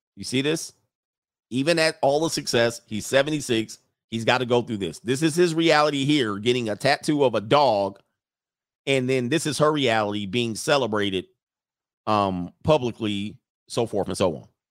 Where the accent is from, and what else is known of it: United States